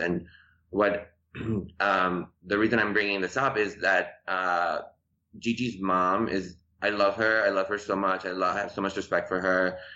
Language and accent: English; Chicago, Illinois, United States; English is a second language; moved away as an adult; also born or lived in Tehran, Iran; now in Los Angeles, United States; I grew up in Chicago in the suburbs of Chicago, and then um, I moved to LA.